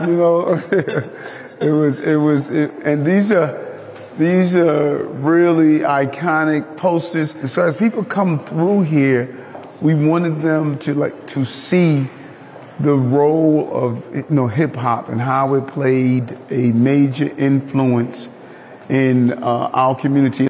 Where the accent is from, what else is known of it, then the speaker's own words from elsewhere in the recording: New York City, New York, United States; I grew up in South Jamaica, Queens